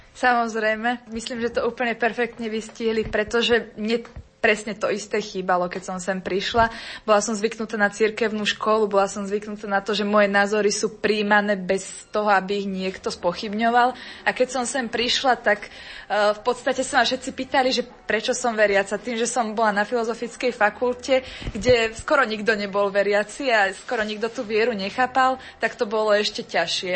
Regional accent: Slovakia; now in Brno, Czech Republic; A keďže sme Slováci

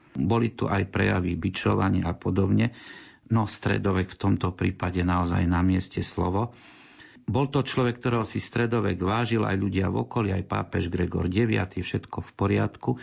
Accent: Košice, Košice Region, Slovakia; my sme tu Košičania, ja som odtiaľ z Košic

